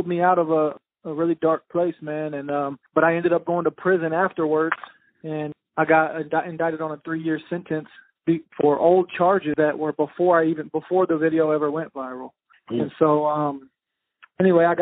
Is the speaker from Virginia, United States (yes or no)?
yes; Richmond, Virginia, United States; But I'm originally from Richmond, Virginia. Both of my parents were drug addicts, so I grew up in a lot of different crack houses and trap houses and grew up in the streets, you know, bounced around a lot, moved around a lot